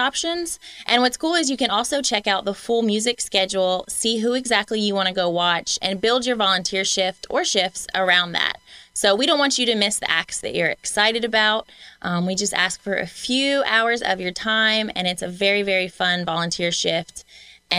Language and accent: English; Nashville, Tennessee, United States; moved away as an adult; now in Lafayette, United States; I'm from Nashville, and music was really important in our home